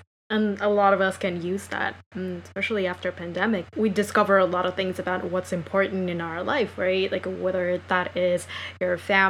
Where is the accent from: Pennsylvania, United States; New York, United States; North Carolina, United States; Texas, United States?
New York, United States; I think, especially as a New Yorker, we often drink coffee more than we drink water.